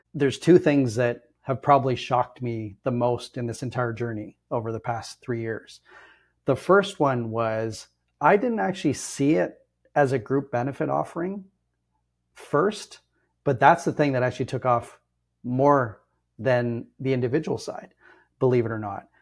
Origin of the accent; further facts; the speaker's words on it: Ontario, Canada; I'm born and raised in Ontario